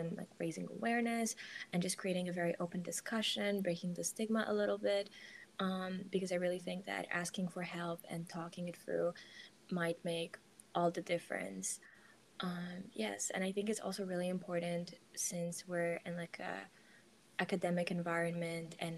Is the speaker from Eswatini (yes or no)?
no; Warsaw, Masovian Voivodeship, Poland; I'm from Warsaw, Poland